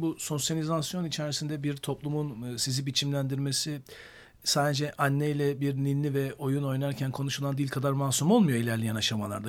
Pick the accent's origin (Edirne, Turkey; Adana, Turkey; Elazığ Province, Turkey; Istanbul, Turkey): Edirne, Turkey; 1973 Edirne doğumluyum